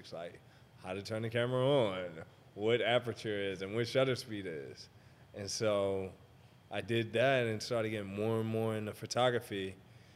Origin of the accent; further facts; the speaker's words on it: Baltimore, Maryland, United States; moved away as an adult; also born or lived in Atlanta; now in Los Angeles, United States; I'm originally from Baltimore. So after I was there until I was 18